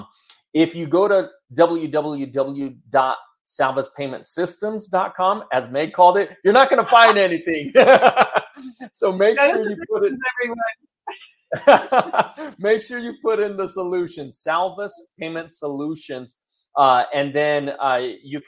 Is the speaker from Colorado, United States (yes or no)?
yes; Denver, Colorado, United States; I was born and raised in the Denver area